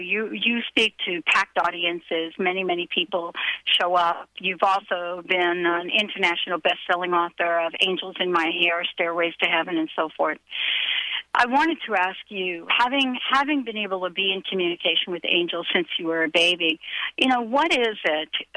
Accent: New York, United States; I was a kid growing up in New York

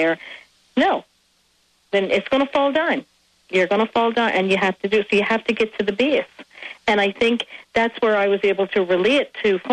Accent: Ireland; now in United States; I am Irish

